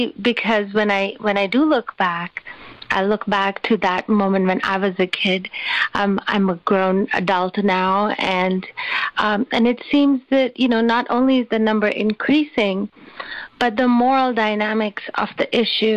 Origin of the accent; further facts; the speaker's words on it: Karachi, Sindh, Pakistan; When I was growing up, I grew up in Karachi in Pakistan